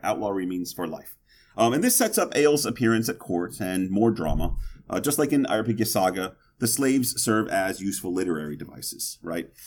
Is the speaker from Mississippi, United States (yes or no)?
yes; Mississippi, United States; I'm from Mississippi